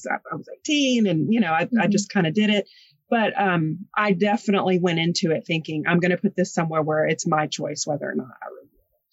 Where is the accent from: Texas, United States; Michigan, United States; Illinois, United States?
Texas, United States; Comanche; I'm from Comanche, which is only about 30 minutes away from here.